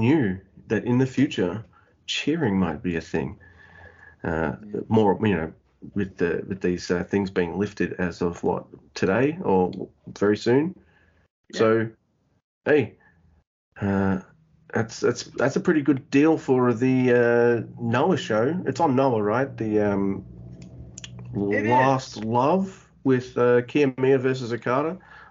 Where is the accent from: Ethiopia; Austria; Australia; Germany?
Australia; I'm Australian